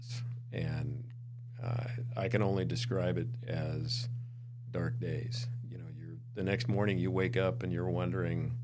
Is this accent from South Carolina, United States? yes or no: no; Montana, United States; moved away; I grew up in Montana